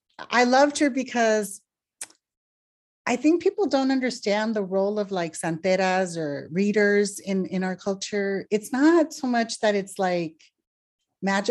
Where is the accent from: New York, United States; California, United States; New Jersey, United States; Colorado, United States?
California, United States; Los Angeles; I was born in Los Angeles and both my parents are from Northern Mexico.